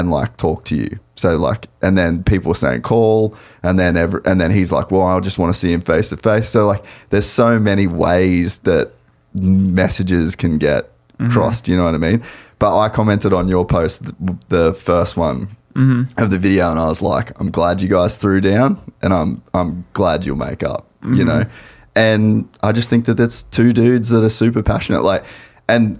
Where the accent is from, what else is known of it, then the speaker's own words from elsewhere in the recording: Australia; I'm Australian